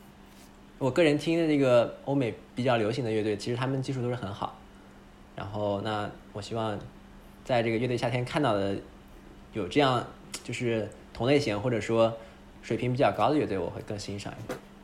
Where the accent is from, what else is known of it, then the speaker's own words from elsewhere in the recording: northern China, China; 我们都是北方人